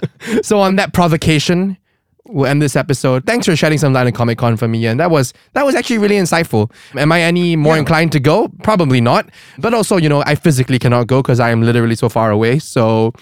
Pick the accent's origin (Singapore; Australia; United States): Singapore; we are two Singaporean creators. I'm based in Singapore.